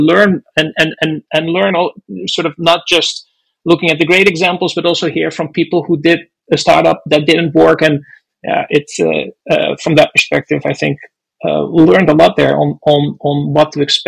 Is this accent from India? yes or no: no; Netherlands; moved away as an adult; also born or lived in Boston; now in United States; I grew up in the Netherlands, did an aeronautical engineering degree there